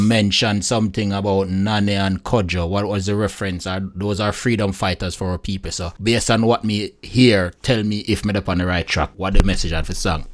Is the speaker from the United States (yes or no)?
no; Jamaica; as a Jamaican and as a Caribbean people